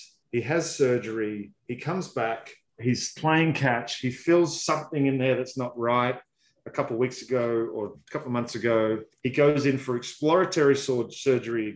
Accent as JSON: {"language": "English", "country": "Australia", "said": "I'm Australian"}